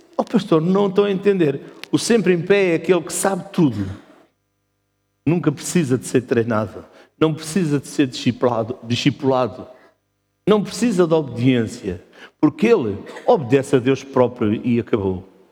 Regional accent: Portugal; nós somos portugueses

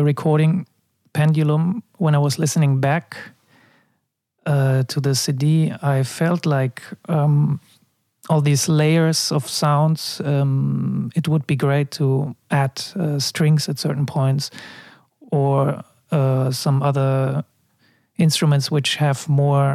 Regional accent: Munich, Bavaria, Germany; moved away as an adult; also born or lived in Amsterdam / China; I was born in Munich and I moved to Amsterdam when I was 19

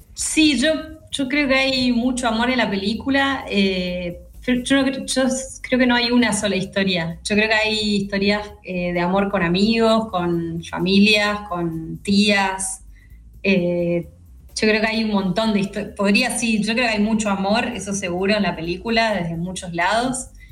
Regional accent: Corrientes, Argentina; moved away as an adult; now in Buenos Aires, Argentina; soy, de Corrientes, conozco el barrio, digo, me crié muy cerca de las mil viviendas

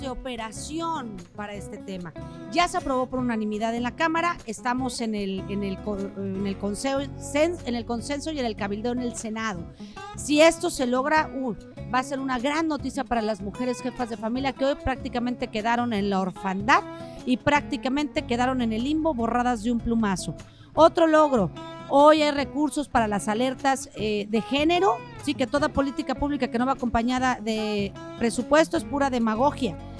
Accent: Veracruz, Mexico; moved away as an adult; now in Mexico City, Mexico; lo digo como jarocha, lo digo como mexicana

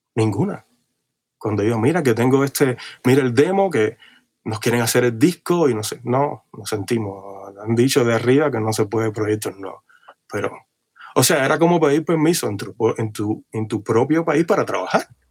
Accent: Cuba; moved away as an adult; now in Los Angeles, United States; yo vengo de Cuba, de una islita

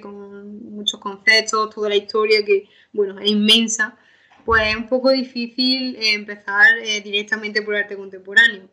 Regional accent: Málaga, Andalusia, Spain; nuestra ciudad

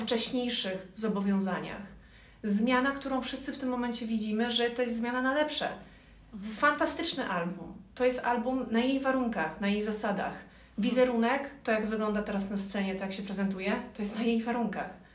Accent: Ciechanów, Masovian Voivodeship, Poland; moved away as an adult; now in Warsaw, Poland; Nie jestem z Warszawy. Przyjechałam z Ciechanowa.

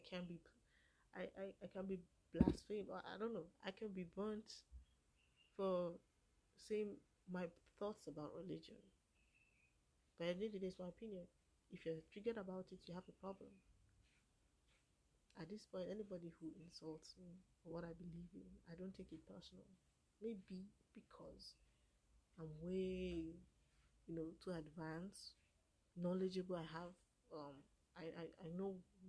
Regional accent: Ankpa, Kogi, Nigeria; I'm from Kogi State of Nigeria. From Kogi State of Nigeria. My village is Ankpa.

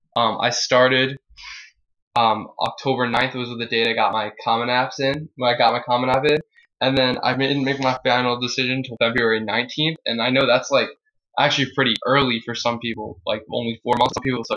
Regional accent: Massapequa, New York, United States; I'm from Massapequa, New York, and I just finished my senior year online at Massapequa High School.

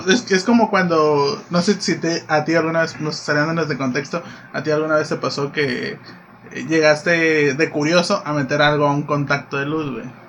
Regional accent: Domingo Arenas, Puebla, Mexico; now in Cabo San Lucas, Mexico; soy originario de Puebla, específicamente de un municipio, de un municipio llamado Domingo Arenas

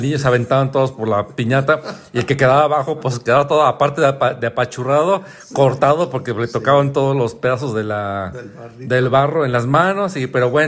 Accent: San Luis Potosí, Mexico; nací en el Montecillo. En el Montecillo, en lo que es la, los, ferrocarrileros, allí

